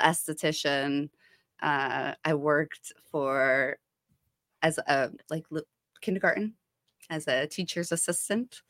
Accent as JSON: {"language": "English", "town": "Ocean Township", "region": "New Jersey", "country": "United States", "tie": "born or raised there", "also_born_or_lived": "Haledon/Paterson area, New Jersey", "said": "I grew up in Ocean Township"}